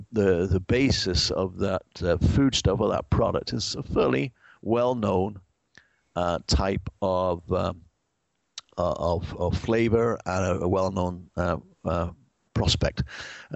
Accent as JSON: {"language": "English", "region": "England", "country": "United Kingdom", "moved": "yes", "lives_now": "United States", "said": "I'm English"}